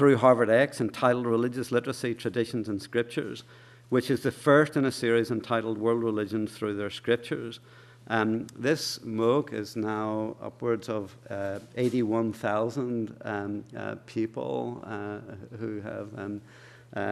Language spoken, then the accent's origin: English; Ireland; as we Irish say